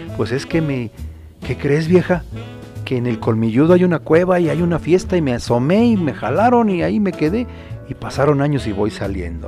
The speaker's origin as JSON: {"language": "Spanish", "country": "Mexico", "also_born_or_lived": "Acambay", "said": "nuestro querido México"}